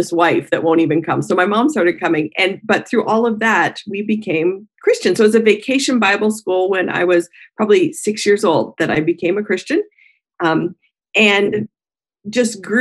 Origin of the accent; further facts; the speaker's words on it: Colorado, United States; moved away; I am a Colorado native, so in the United States, born and raised in Colorado